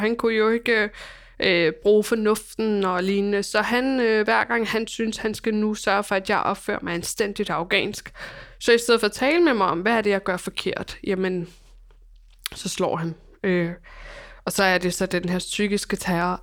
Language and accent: Danish; Copenhagen, Capital Region of Denmark, Denmark; mit barndomshjem ligger i på Amager